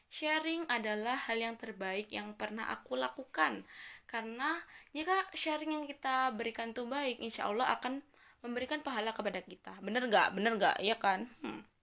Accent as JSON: {"language": "Indonesian", "country": "Indonesia", "accent": "Javanese", "said": "Apalagi ngomong pakai bahasa Jawa Coba kalian dengerin suara aku Suara aku medok sekali teman-teman"}